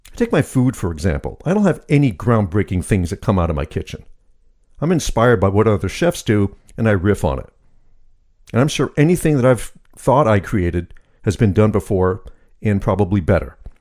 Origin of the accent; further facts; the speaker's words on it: United States; I'm American, third generation Sicilian